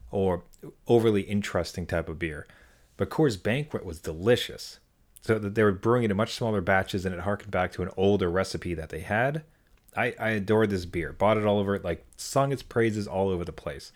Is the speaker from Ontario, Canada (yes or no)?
yes; Ottawa, Ontario, Canada; moved away; my hometown of Ottawa